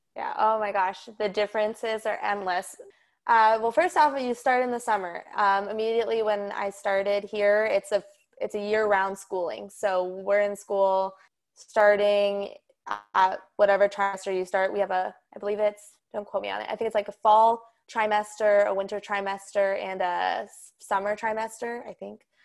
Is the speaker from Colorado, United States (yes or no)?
yes; Colorado, United States; moved away as an adult; also born or lived in Nebraska; I'm from Colorado, and I've been living in Colorado since, obviously, I was born, lived in the same house, same school district